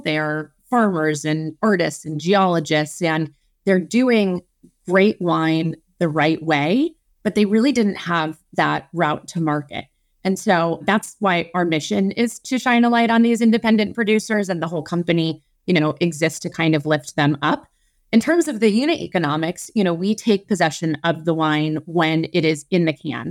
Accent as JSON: {"language": "English", "region": "Midwest", "country": "United States", "tie": "born or raised there", "also_born_or_lived": "Chicago / Minneapolis / New Orleans / Stanford", "moved": "yes", "said": "I am a Midwesterner born and raised. My, I was born in Chicago, but I've lived in Minneapolis."}